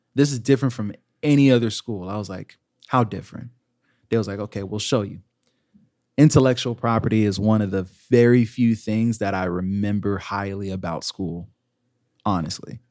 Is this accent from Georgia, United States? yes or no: yes; Georgia, United States; moved away as an adult; also born or lived in Virginia; now in Orlando, United States; I'm from Georgia.